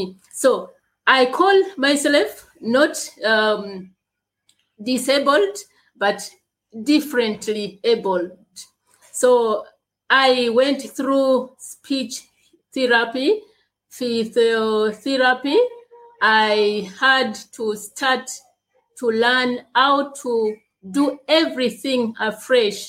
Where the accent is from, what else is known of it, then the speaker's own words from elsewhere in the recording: Uganda; I am from Uganda. I was born in Uganda and I live in Uganda gladly.